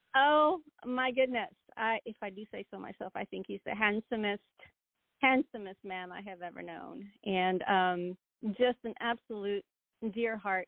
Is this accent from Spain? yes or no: yes; southern Spain, Spain; moved away; also born or lived in Northern Virginia; I grew up in Spain, um, and I grew up in southern Spain, so my influences were a lot of uh, flamenco